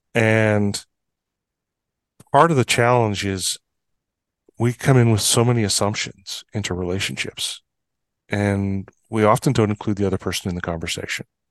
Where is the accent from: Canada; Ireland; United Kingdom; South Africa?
Canada; Fort St. John, British Columbia; I was born and raised in Fort Saint John. a small town in northeastern British Columbia.